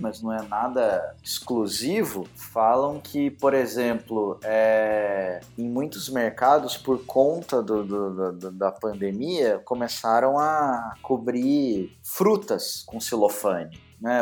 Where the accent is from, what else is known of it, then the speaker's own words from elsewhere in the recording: Minas Gerais, Brazil; eu sendo mineiro